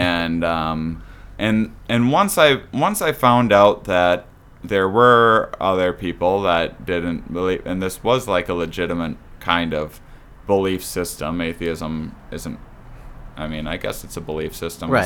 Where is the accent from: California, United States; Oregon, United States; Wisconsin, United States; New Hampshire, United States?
Wisconsin, United States; La Crosse; born or raised there; moved away as an adult; also born or lived in Onalaska, Wisconsin